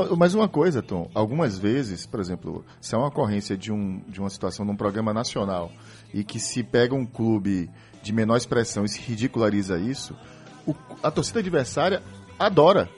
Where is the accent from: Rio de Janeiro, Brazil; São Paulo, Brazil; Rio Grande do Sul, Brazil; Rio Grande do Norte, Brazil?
Rio de Janeiro, Brazil; eu que venho do Rio de Janeiro